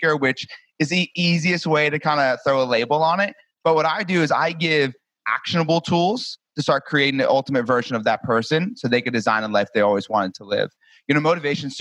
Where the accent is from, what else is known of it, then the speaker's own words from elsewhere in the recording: New Jersey, United States; moved away as an adult; now in Destin, United States; I'm originally from New Jersey. I live in Destin, Florida now